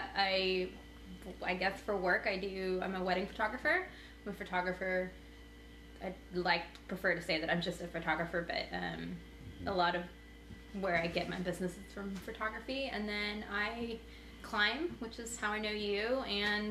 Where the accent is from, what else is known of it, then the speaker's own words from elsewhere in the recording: United States; growing up in America